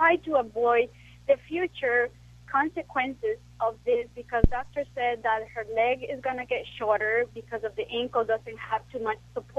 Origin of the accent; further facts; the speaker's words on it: Guatemala; English is a second language; now in Los Angeles, United States; I am from Guatemala, so I might talk a little funny